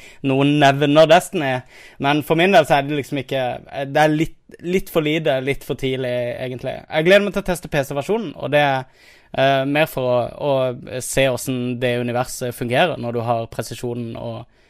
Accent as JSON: {"language": "Norwegian", "town": "Kristiansand", "region": "Agder", "country": "Norway", "said": "jeg er jo kristiansander"}